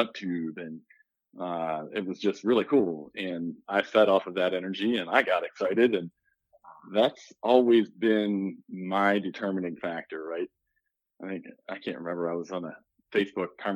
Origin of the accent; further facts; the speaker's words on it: Shrewsbury, Pennsylvania, United States; now in Missouri, United States; I grew up just south of York, Pennsylvania, in a small town called Shrewsbury, right next to New Freedom